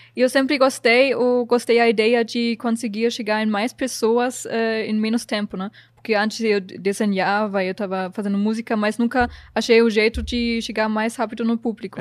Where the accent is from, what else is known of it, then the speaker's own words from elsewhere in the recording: Germany; Portuguese is a second language; moved away as an adult; also born or lived in New Zealand; now in Brazil; quando eu cheguei aqui não falava português